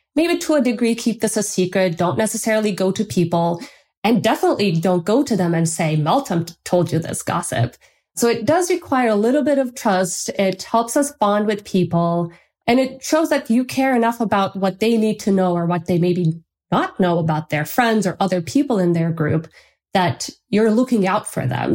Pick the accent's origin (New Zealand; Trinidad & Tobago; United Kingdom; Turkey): Turkey; moved away; I'm from Turkey, and in Turkey, we have this tradition